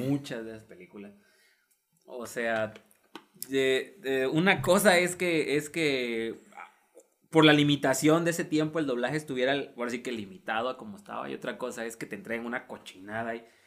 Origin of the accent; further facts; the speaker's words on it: Tabasco, Mexico; accent: Tabasqueño (coastal); mi acento de costa sea lo más neutro posible. Y yo me doy cuenta cuando se me sale mi acento de costa. Se me sale lo tabasqueño.